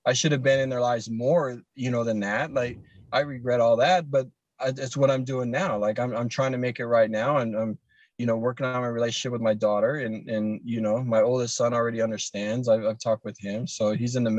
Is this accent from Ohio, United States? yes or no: yes; Ohio, United States; I'm from Ohio